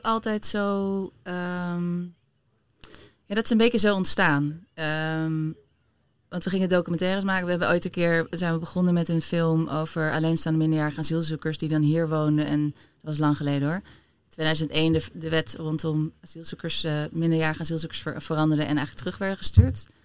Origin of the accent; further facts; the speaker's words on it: Delft, South Holland, Netherlands; now in Amsterdam, Netherlands; ik ben geboren in Delft. Ik woon al wel weer wat langer in Amsterdam dan, dan Delft.